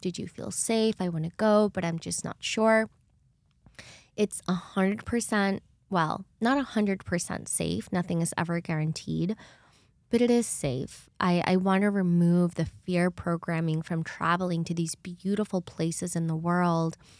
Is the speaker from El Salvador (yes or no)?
yes; El Salvador; moved away; I grew up in El Salvador which is right next to Guatemala